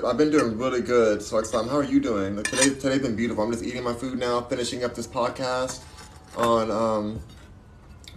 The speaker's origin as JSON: {"language": "English", "town": "Los Angeles", "region": "California", "country": "United States", "tie": "born or raised there", "also_born_or_lived": "New York", "accent": "valley girl", "said": "I'm from Los Angeles. I was born and raised in Los Angeles."}